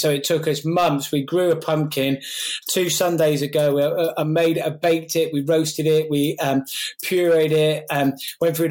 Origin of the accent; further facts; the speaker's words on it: Gloucestershire, South West England, United Kingdom; I grew up as from a single parent family in Glossop.